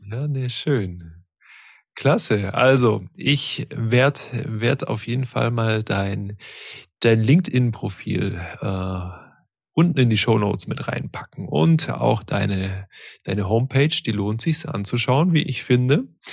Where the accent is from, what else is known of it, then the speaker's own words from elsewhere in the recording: Stuttgart area, Baden-Württemberg, Germany; ich komme komm selber auch aus dem Stuttgarter Raum gebürtig